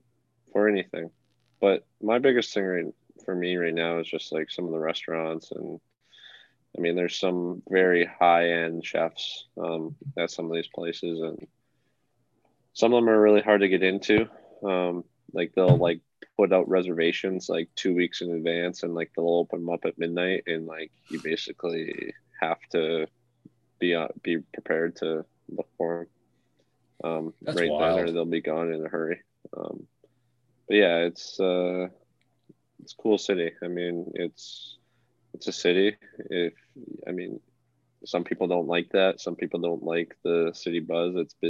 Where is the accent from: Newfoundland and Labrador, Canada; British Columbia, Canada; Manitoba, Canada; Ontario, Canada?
Manitoba, Canada; Dauphin; born there; I was born in the Dauphin Hospital.